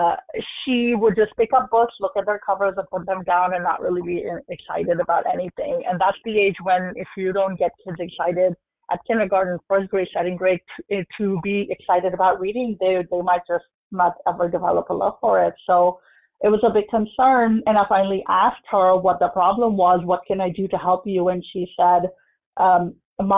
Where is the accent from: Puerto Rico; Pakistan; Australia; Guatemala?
Pakistan; moved away as an adult; also born or lived in Houston, United States; now in United States; I was born in Pakistan